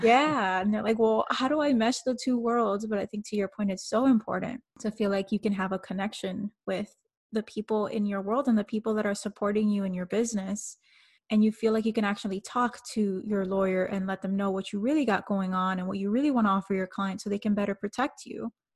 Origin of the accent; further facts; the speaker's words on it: Miami, Florida, United States; I'm coming from Miami